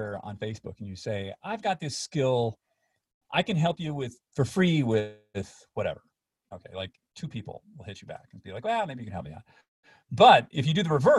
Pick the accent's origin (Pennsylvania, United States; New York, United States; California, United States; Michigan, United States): New York, United States; near Buffalo; now in Los Angeles, United States; I grew up near Buffalo